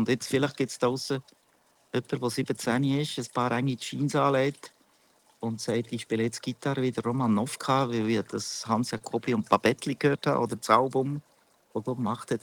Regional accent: Münchenbuchsee, Bern, Switzerland; Ich bin aus, äh, eigentlich aus Bern, nicht einmal genau, ich bin aus Münchenbuchsee

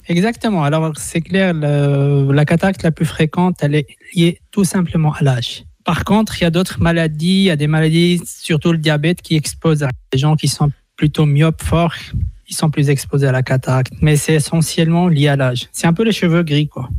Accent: Switzerland; chez nous en Suisse

